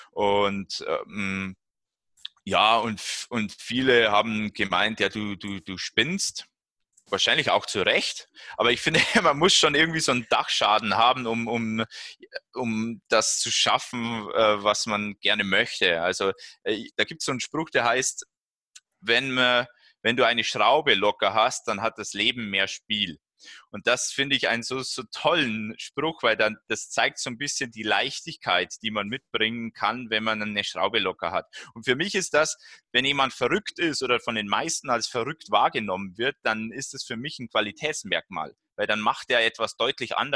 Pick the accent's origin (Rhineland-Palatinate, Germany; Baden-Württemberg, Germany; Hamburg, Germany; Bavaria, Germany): Bavaria, Germany; Wollensach; dieser 10-Kilometer-Lauf, äh, der ja von der Abendschau vom Bayerischen Fernsehen organisiert wird, in meinem Heimatort in Wollensach stattfindet.